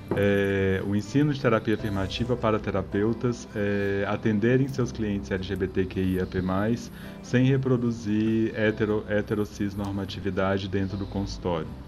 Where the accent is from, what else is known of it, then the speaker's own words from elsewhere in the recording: Minas Gerais, Brazil; Como bom mineiro que eu sou